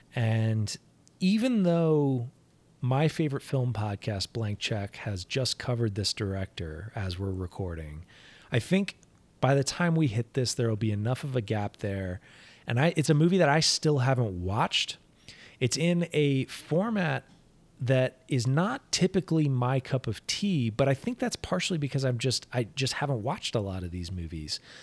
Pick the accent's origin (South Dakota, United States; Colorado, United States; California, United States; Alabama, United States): Colorado, United States; my home state of Colorado